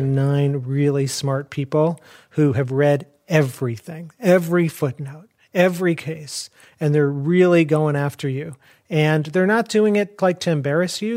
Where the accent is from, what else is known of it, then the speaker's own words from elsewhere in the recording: Chicago, Illinois, United States; I grew up in Chicago.